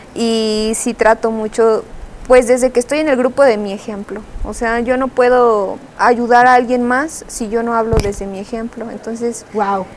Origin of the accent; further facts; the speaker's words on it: her home town near Celaya and Salamanca, Guanajuato, Mexico; es mi pueblo, es mi raíz.